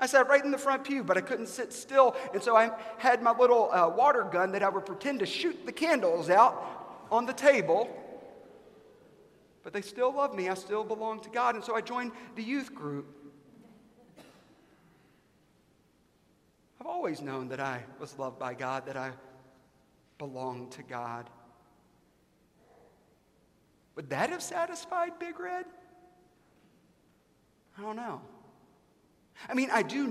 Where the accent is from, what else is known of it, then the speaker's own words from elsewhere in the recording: South Carolina, United States; I grew up in the United States of America in South Carolina in the early 1990s